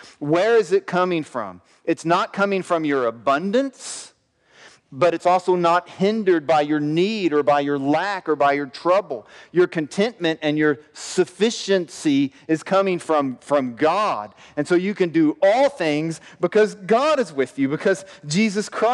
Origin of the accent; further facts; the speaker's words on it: the South, United States; I grew up in the South